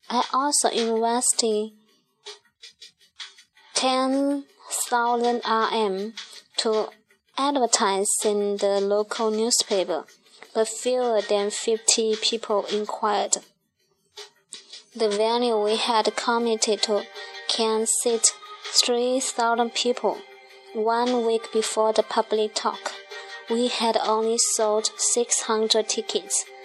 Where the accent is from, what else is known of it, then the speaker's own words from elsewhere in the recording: Kram, Johor, Malaysia; I grew up in Kram, Johor, Malaysia. I'm 51 this year and was married before, and I have two beautiful sons. I came from a poor family, and I was the eldest in my family.